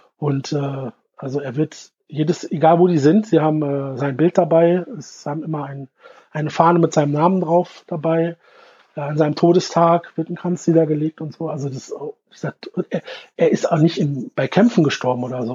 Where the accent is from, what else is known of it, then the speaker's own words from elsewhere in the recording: Germany; ich als, als, als Deutscher